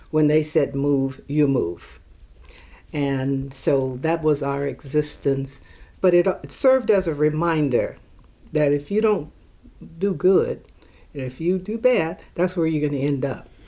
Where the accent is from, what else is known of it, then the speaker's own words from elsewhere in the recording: Alexandria, Louisiana, United States; born there; now in Oakland, United States; um, I was born in Alexandria, Louisiana. Uh, my brother, mother, father came out here, migrated, and I think we came in 1946